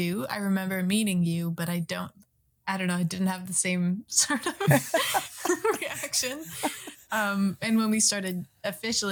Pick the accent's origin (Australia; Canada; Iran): Canada; British Columbia; also born or lived in Boston, United States; I'm Canadian